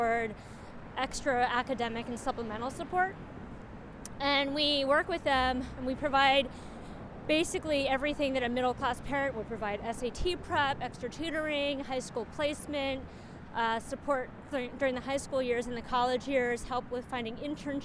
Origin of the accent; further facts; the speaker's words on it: San Francisco, California, United States; moved away as an adult; also born or lived in New York; I was itching to leave San Francisco because it's my hometown